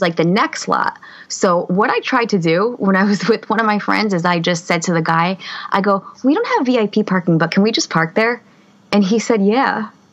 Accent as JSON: {"language": "English", "town": "Harrison", "region": "New Jersey", "country": "United States", "said": "I'm from Harrison, New Jersey"}